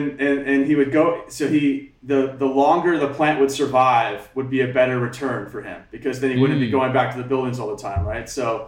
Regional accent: Alaska, United States; also born or lived in Hamakua Coast, Hawaii; now in Hawaii, United States; And I grew up in Alaska.

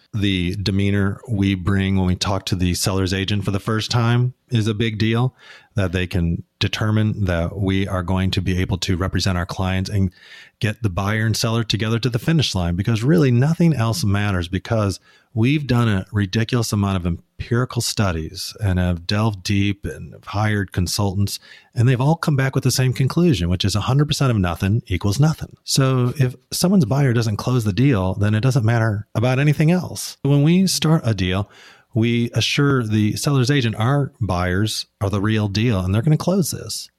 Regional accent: Midwest, United States; now in Portland, United States; we grew up in the Midwest

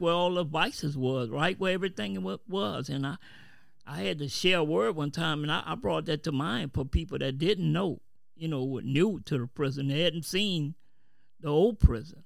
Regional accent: New Orleans, Louisiana, United States; now in Kenner, United States; I'm from New Orleans, but presently I stay in Kenner

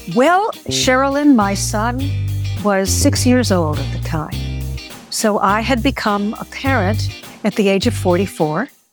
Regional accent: Chicago, Illinois, United States; first language Greek; English is a second language; moved away; also born or lived in New York City / Bangor, Maine; I was born in Chicago and went to school out here on the East Coast of the United States

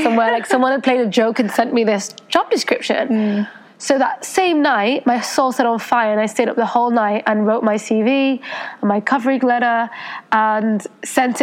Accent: United Kingdom; moved away as an adult; also born or lived in Paris, France / New York City, United States; I was born in the UK. My mother's Spanish Persian and my father's Indian. And I had a lot of ties with the Osho Ashram in India for many years because my mom was born there. And I grew up in the UK

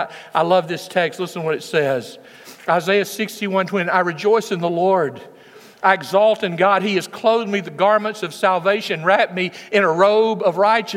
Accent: West Tennessee, United States; When I was a boy growing up in West Tennessee

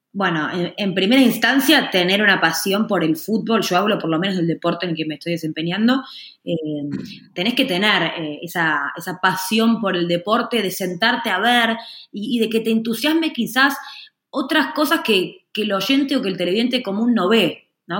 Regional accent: Argentina; en la Argentina, donde soy yo

